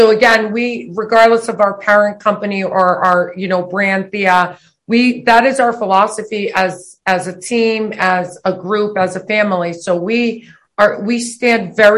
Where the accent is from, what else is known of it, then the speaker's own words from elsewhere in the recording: Boston, Massachusetts, United States; also born or lived in Milwaukee, Wisconsin; Boston, Rosendale is Rosendale. Where we grew up